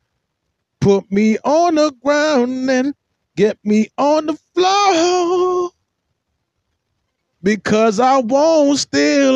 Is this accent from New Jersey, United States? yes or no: no; Baltimore, Maryland, United States; accent: Baltimore; that's my Baltimore accent